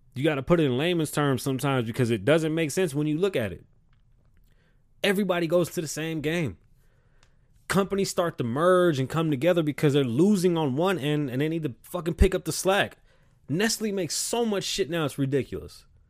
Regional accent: New York City, New York, United States; also born or lived in South Carolina; I'm from the South Bronx, but shit, I got roots in South Carolina

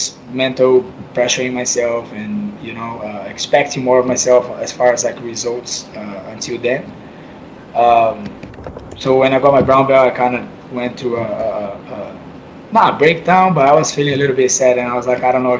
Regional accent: São Vicente, São Paulo, Brazil; moved away; my hometown, San Vicente

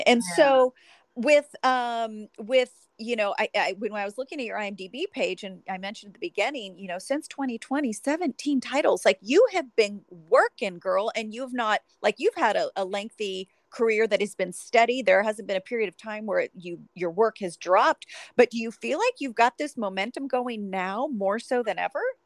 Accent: Sacramento, California, United States; I'm from Sacramento. So we're both NorCal girls

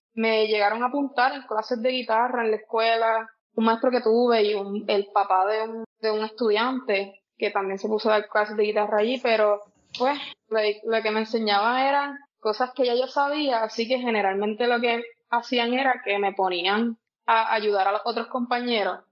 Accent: Peñuelas, Puerto Rico; also born or lived in Yauco / Ponce; Nací en Yauco, pero me crié en Peñuelas

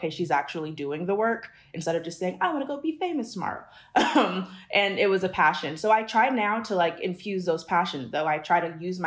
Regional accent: Los Angeles, California, United States; also born or lived in Washington, D.C.; I was born in Washington, D.C., but I grew up in L.A., kind of pretty much in the Valley.

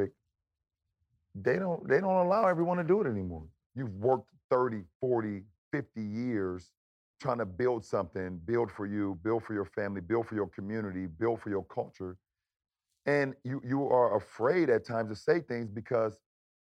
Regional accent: Akron, Ohio, United States; moved away as an adult; now in Los Angeles, United States; my hometown of Akron

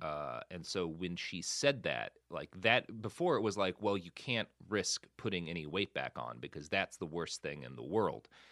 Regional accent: Plano, Texas, United States; also born or lived in Oklahoma; now in Los Angeles, United States; I grew up so much in Plano

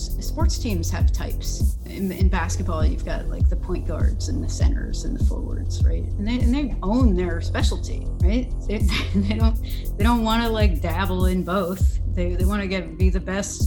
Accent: New York City, New York, United States; I grew up on the East Coast in New York City

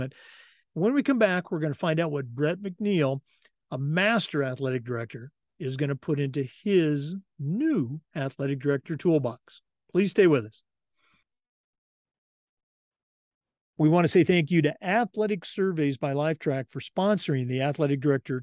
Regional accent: Pacific Northwest, United States; moved away as an adult; also born or lived in Oregon / Missouri / Vermont / California; now in Florida, United States; Growing up in the Pacific Northwest

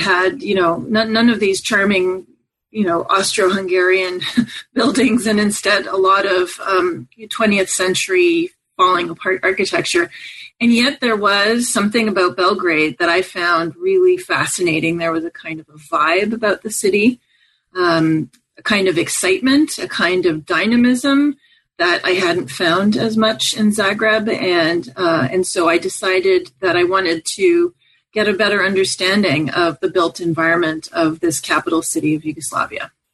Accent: Montreal, Quebec, Canada; I grew up in Montreal, Canada

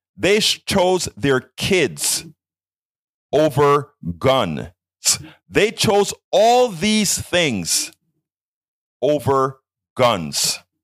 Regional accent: Panama; moved away; also born or lived in Brenham, Texas; I'm from Panama

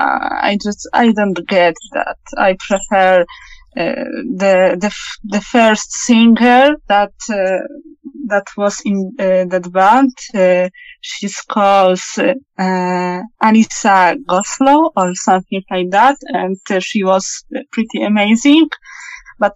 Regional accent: Poland; I'm from Poland.

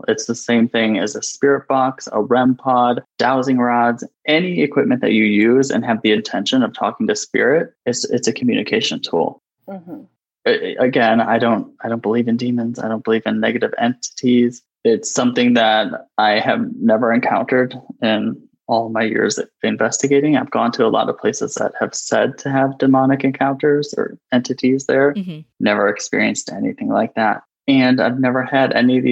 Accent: Wisconsin, United States; now in California, United States; I grew up in the Midwest in Wisconsin

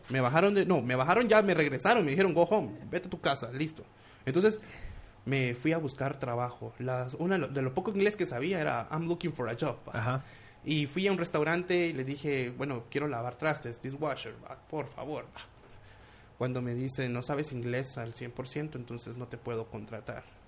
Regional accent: Guatemala City, Guatemala Department, Guatemala; also born or lived in United States; de Guatemala

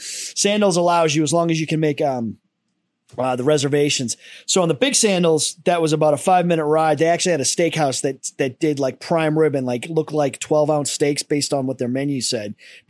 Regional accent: United States; I'm an American.

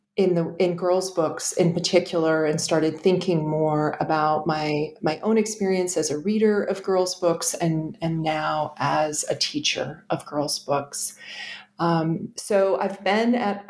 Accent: Connecticut, United States; I grew up in Connecticut as the eldest of three girls

